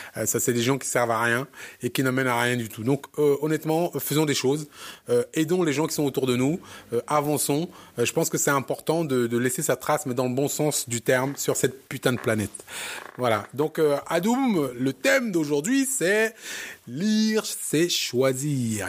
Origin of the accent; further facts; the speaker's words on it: Cameroon; me nommer Camerounais puisque je viens de cet endroit-là